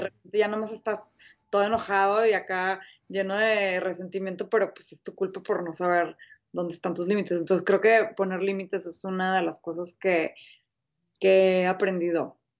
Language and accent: Spanish; Mexico